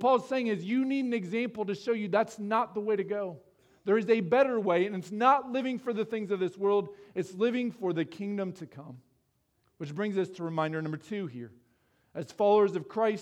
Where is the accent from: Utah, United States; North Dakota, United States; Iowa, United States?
Iowa, United States; moved away as an adult; also born or lived in Texas; I grew up in Iowa.